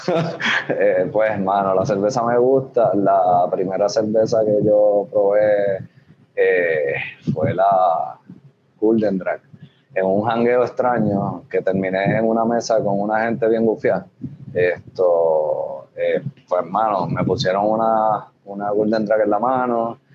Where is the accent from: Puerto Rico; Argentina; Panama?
Puerto Rico; Arecibo; also born or lived in Barceloneta, Puerto Rico; now in Hatillo, Puerto Rico; mi familia, tanto de padre como de madre, son, son arecibeños, nací aquí esto, me crié, me entré aquí en Barceloneta, yo no he salido muy lejos.